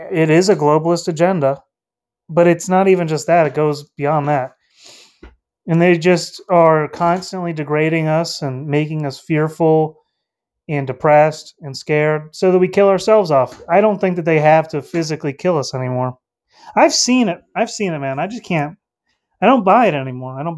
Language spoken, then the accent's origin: English; North Carolina, United States; Um, I'm from North Carolina. I'm out in the states.